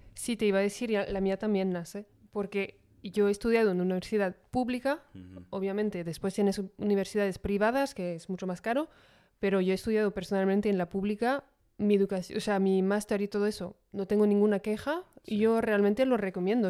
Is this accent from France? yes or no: yes; France; siendo francesa